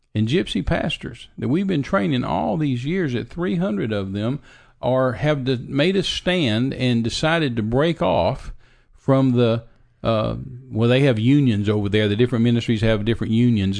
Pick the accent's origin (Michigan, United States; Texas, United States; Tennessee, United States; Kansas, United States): Texas, United States; Midland; also born or lived in Big Spring, Texas; I was raised in Midland, Texas, out in the desert, and, uh, West Texas.